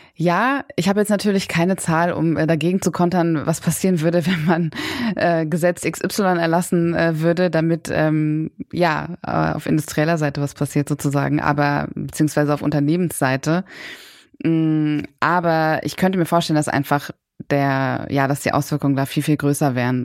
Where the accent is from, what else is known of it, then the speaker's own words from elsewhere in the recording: Berlin, Germany; ich komme auch selber aus Berlin. Ich bin hier geboren und aufgewachsen, habe sehr lange auch in Kreuzberg gewohnt